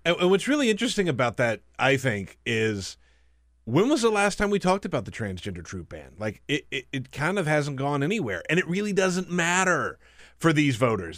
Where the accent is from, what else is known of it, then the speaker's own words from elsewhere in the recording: the South, United States; I grew up in the South